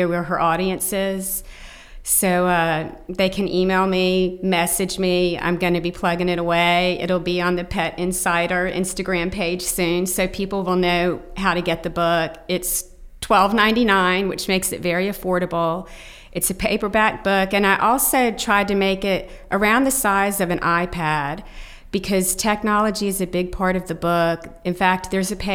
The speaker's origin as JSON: {"language": "English", "town": "Tallahassee", "region": "Florida", "country": "United States", "tie": "born or raised there", "said": "And Tallahassee, Florida, my hometown, is very much a part of the story, because I'm from Tallahassee."}